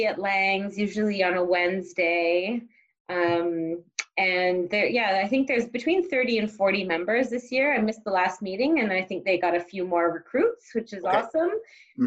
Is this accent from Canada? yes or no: yes; Richmond Hill, Ontario, Canada; moved away as an adult; also born or lived in Ottawa / England; now in Cambridge, Canada; I was born and raised in Richmond Hill